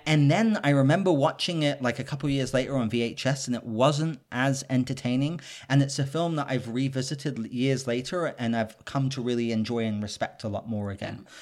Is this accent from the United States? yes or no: no; United Kingdom; I'm British